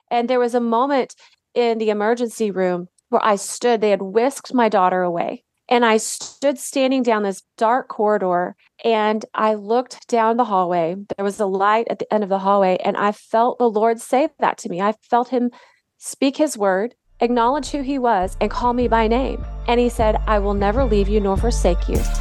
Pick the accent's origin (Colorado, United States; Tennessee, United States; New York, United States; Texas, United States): Texas, United States; Dallas; also born or lived in Detroit, Michigan / Indianapolis, Indiana / Waco, Texas; I grew up in Dallas. I actually was born in Detroit